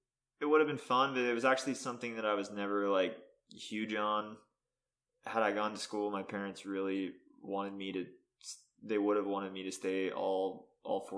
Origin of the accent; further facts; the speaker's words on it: Pittsburgh, Pennsylvania, United States; also born or lived in Florida; I'm actually from Pittsburgh, not Philly. So I'm on the west side of PA.